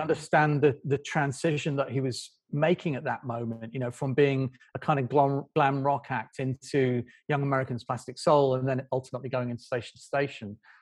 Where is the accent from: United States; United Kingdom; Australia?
United Kingdom; Doncaster, Yorkshire and the Humber; I grew up in a town, in, in a village outside Doncaster